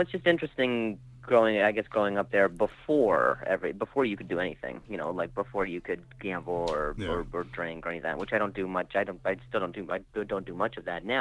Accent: Las Vegas, Nevada, United States; also born or lived in Indianapolis, Indiana; now in Los Angeles, United States; I'm originally from Indianapolis, Indiana, and I grew up in Vegas, and now I live in Los Angeles.

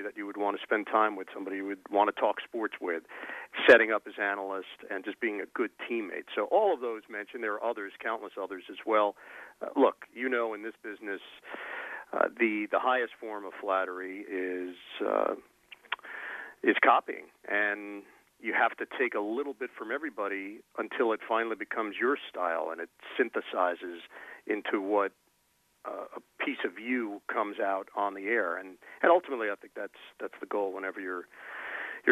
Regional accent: New York area, United States; also born or lived in Syracuse; growing up in the New York area

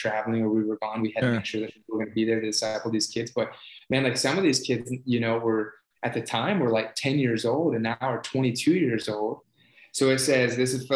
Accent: Ohio, United States; I grew up in Ohio

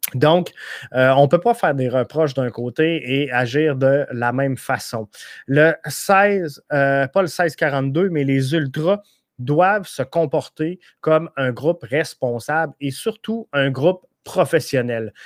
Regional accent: Rivière-du-Loup, Quebec, Canada; Moi, je viens de Rivière-du-Loup

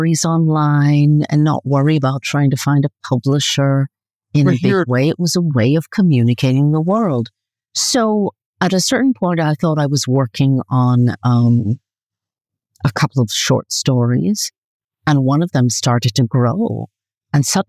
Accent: New York, United States; moved away as an adult; also born or lived in Caribbean / California; now in Italy; So I'm from New York originally. I did live in the Caribbean for a bit, for a few years in my childhood

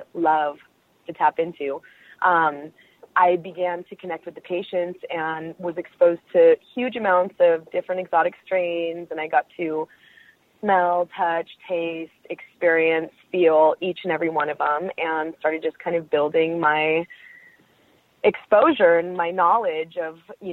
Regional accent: Bay Area, Northern California, United States; I'm from the Bay Area. I'm a Northern California girl.

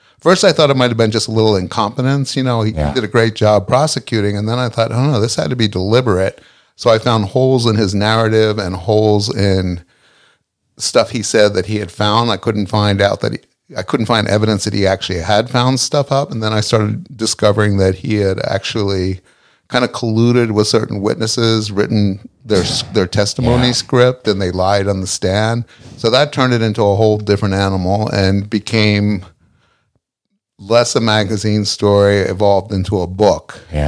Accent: Philadelphia, Pennsylvania, United States; Yeah. Well, suburb of Philly.

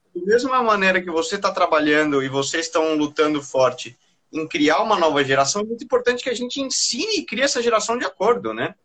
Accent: Brazil; E eu tenho orgulho de ser brasileiro

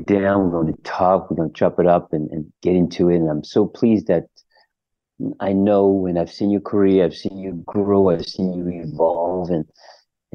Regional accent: Paris, Île-de-France, France; moved away; also born or lived in Germany; I grew up in Paris, in the center of Paris, in the 20th part. That's where I grew up

